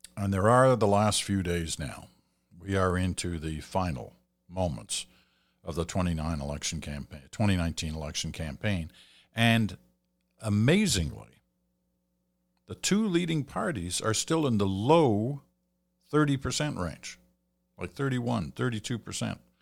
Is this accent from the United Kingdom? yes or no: yes; England, United Kingdom; now in Canada; I was born in England. I have a British passport. I'm a Canadian citizen.